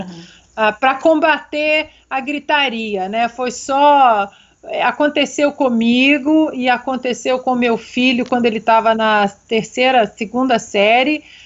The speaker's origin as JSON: {"language": "Portuguese", "region": "Minas Gerais", "country": "Brazil", "said": "eu como uma boa mineira"}